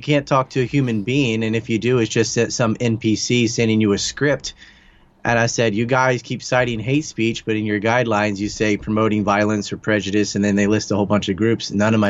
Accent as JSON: {"language": "English", "country": "United States", "said": "I have no attachment to the CIA, even though I'm from the United States."}